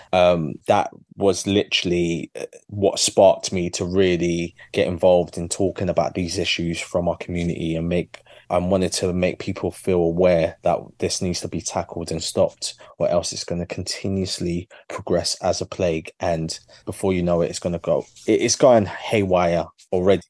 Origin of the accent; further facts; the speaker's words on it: London, United Kingdom; my journey as a Londoner